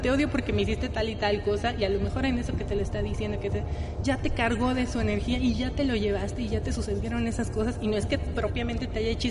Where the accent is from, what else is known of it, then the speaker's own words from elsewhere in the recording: Mexico City, Mexico; born there; había brujas, nací en la Roma, que, efectivamente